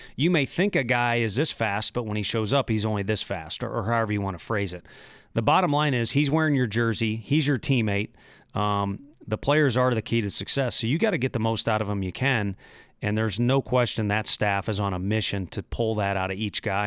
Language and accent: English; St. Louis, Missouri, United States; I'm from Saint Louis. You have to respect the Cardinals, especially when you grow up